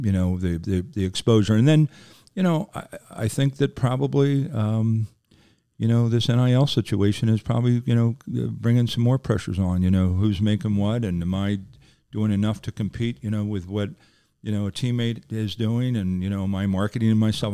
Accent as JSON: {"language": "English", "town": "Philadelphia", "region": "Pennsylvania", "country": "United States", "said": "I'm from Philadelphia"}